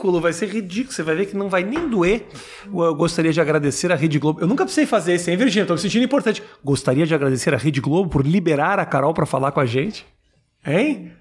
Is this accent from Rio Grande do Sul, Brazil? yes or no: yes; Porto Alegre, Rio Grande do Sul, Brazil; Eu mori a vida inteira no Menino Deus